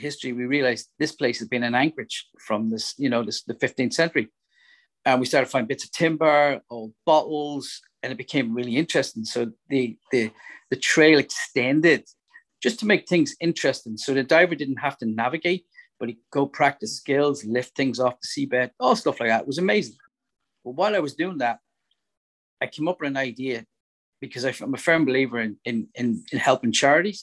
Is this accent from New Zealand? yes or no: no; Dublin, Leinster, Ireland; now in Northern Ireland, United Kingdom; when I was growing up in Dublin